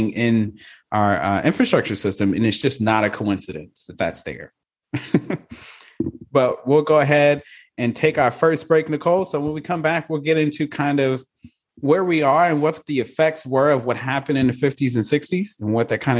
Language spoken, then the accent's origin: English; Gulfport, Mississippi, United States; my hometown is Gulfport, Mississippi